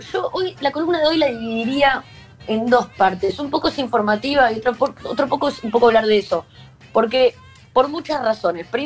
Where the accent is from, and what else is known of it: Buenos Aires, Argentina; born or raised there; accent: Latino